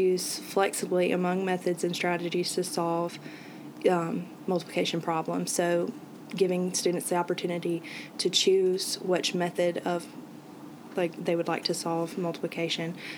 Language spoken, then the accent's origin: English; Brandon, Mississippi, United States; I'm from Brandon, Mississippi